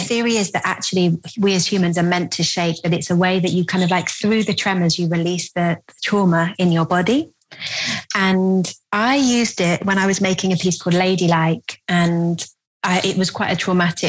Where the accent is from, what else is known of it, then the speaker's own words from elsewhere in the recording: Bristol, South West England, United Kingdom; I grew up in Bristol